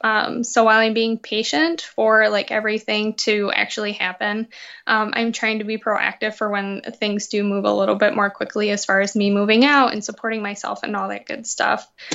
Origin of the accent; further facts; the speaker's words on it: Muskegon, Michigan, United States; I grew up in Muskegon